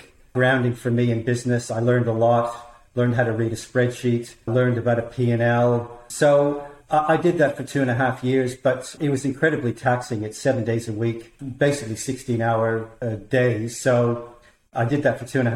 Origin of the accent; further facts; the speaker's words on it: Toronto, Ontario, Canada; moved away as an adult; now in Australia; I was born in Toronto, Canada. I moved to Australia in the early 1990s